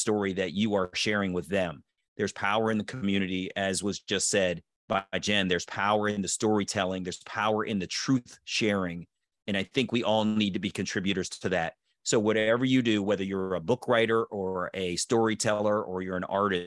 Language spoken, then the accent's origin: English; Baltimore, Maryland, United States; I was born in Baltimore.